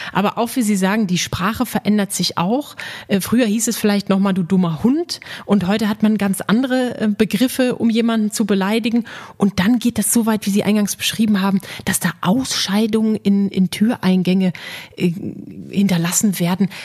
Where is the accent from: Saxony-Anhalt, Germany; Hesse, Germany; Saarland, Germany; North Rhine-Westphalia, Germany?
North Rhine-Westphalia, Germany; Dortmund; Ich bin gebürtige Dortmunderin